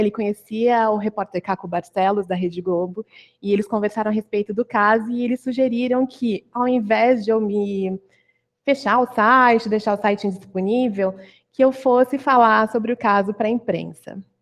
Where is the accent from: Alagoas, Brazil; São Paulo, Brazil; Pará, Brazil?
São Paulo, Brazil; Campinas; moved away as an adult; now in São Paulo, Brazil; eu sou do, de Campinas, né? Mas arranjei um emprego aqui em São Paulo então, saí da casa dos pais